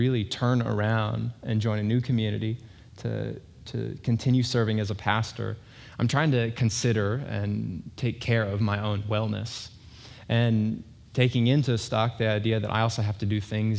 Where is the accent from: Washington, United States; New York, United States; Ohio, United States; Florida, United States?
Washington, United States; Eastern; moved away; I grew up in Eastern Washington